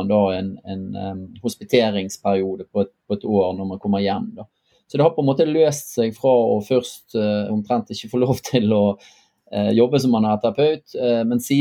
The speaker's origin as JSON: {"language": "Norwegian", "town": "Bergen", "region": "Vestland", "country": "Norway", "said": "Så som mange kanskje hører, så er jeg fra Bergen."}